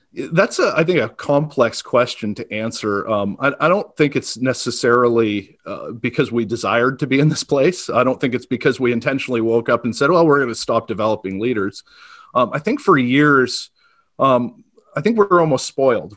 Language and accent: English; Auburn, Maine, United States; I, I grew up in Auburn, Maine, uh, small town, a little, maybe forty miles north of, of Portland